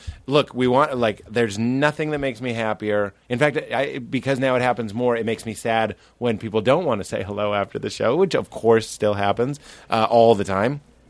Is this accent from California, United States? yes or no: yes; Los Angeles, California, United States; Hi, I'm from Los Angeles.